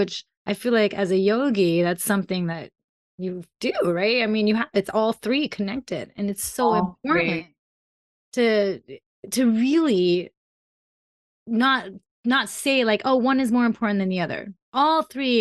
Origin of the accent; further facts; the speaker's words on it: Colorado, United States; also born or lived in Germany / Iran; Born in Germany, grew up in Colorado